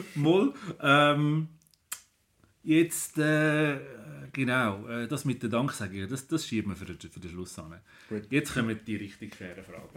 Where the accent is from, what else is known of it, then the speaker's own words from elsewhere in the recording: Switzerland; bei uns in der Schweiz